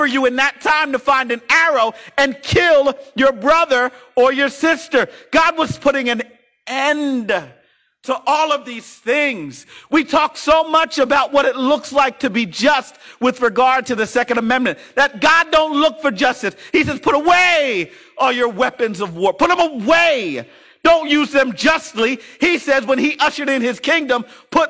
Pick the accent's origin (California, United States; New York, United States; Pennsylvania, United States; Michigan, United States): Pennsylvania, United States; Philadelphia; I came from West Philly.